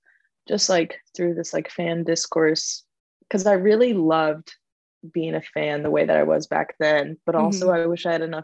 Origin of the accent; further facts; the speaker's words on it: Kosovo; born there; and I was born in Kosovo, so my parents like never got to like show me like hard rock or anything like that.